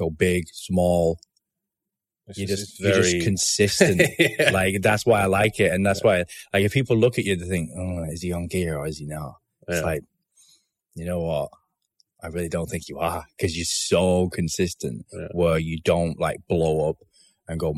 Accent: Bolton, North West England, United Kingdom; back in my hometown. Mm-hmm. Bolton

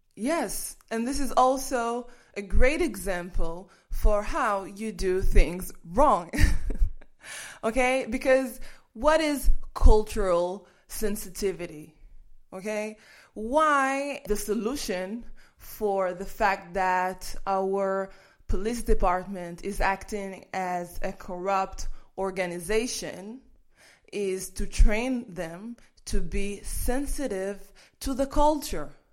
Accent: Kiryat Gat, Southern District, Israel; when people called me names when I was growing up in Kiryat Gat

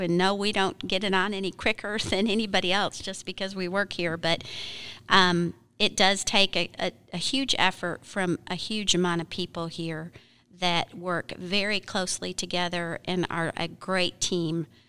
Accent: Michigan, United States; also born or lived in Florida; now in Arkansas, United States; I grew up in Michigan, most of my gardening, gardening that I learned was Michigan plants

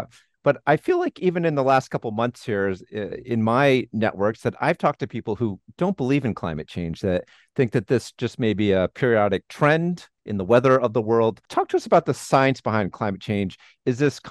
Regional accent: United States; also born or lived in New Hampshire / Vermont; now in Rhode Island, United States; I grew up in New Hampshire, Vermont, you know, snow during the winters

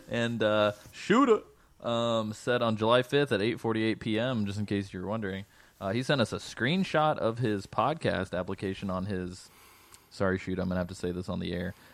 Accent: Mexico; The first time I saw uh, Metal Gear Solid was in my hometown in Mexico. My big brother had bought it

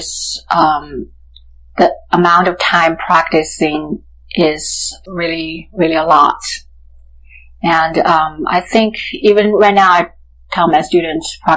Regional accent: Sichuan, China; I was born in Sichuan, China.

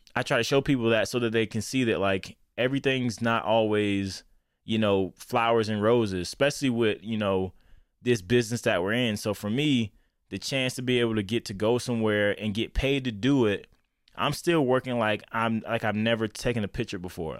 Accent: Lakeland, Florida, United States; now in Denver, United States; I'm based out of Denver, Colorado, but I am from Lakeland, Florida

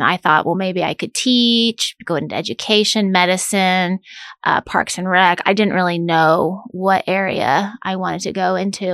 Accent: Manhattan, Kansas, United States; moved away as an adult; also born or lived in Chicago, Illinois; I grew up in Manhattan in the eighties where it was a little smaller Manhattan.

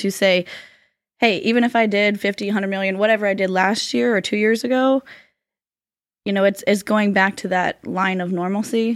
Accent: Florida, United States; I'm from Florida, born and raised

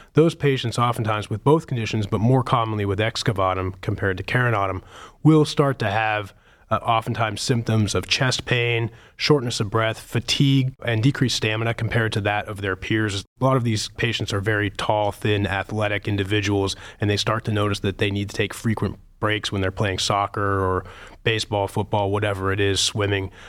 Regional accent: Pittsburgh, Pennsylvania, United States; moved away as an adult; also born or lived in New England; now in Cleveland, United States; I grew up in Pittsburgh

